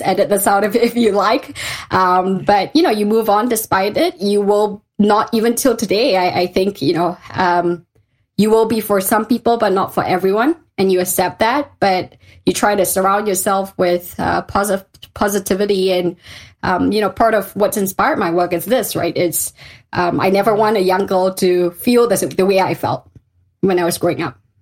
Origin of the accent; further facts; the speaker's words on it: Malaysia; moved away as an adult; also born or lived in London; I'm a Malaysian girl at heart. I grew up in Malaysia